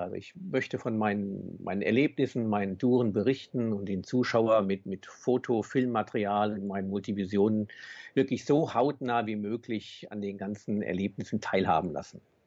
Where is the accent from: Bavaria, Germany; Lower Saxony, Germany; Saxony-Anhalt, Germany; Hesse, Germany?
Hesse, Germany; Bad Homburg; Ich komme aus Bad Homburg in der Nähe von Frankfurt